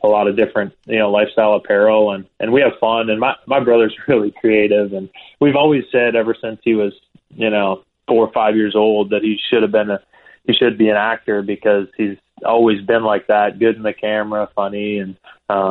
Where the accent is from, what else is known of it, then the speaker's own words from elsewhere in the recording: Peterborough, Ontario, Canada; moved away; we grew up kind of outside Peterborough in the country